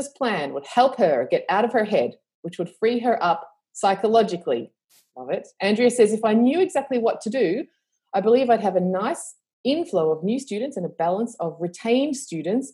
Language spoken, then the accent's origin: English; Australia; accent: Australian; I live in Australia, obviously, with my accent, which is decreasing in global accent because I haven't been anywhere for a while.